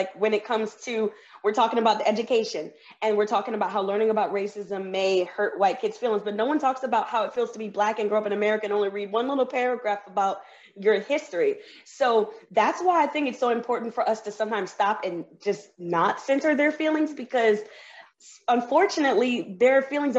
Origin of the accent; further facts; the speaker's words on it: the South, United States; I'm from the South, so I'm used to growing up with people with Confederate flags flying around, and they say the war was not about slavery.